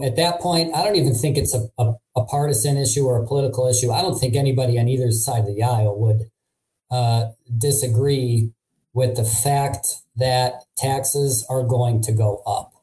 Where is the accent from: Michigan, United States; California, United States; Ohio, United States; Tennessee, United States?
Ohio, United States; Cleveland; also born or lived in Hartford, Connecticut; I've been in Cleveland most pretty much my whole life, but in 2012 I moved to Hartford, Connecticut for two years